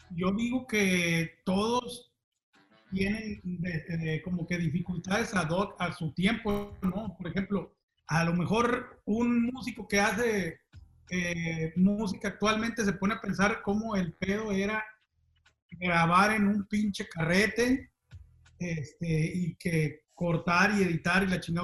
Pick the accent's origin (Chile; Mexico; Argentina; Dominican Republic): Mexico; Zapopan, Jalisco; a los 12 años, creo más o menos, eh, allí en Zapopan, en mi rancho